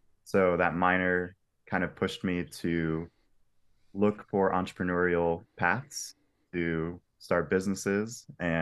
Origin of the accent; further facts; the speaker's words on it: Asheville, North Carolina, United States; also born or lived in South Florida; I was born in South Florida, lived there through elementary school, moved to North Carolina, and was there from elementary school through high school. Loved Asheville, North Carolina.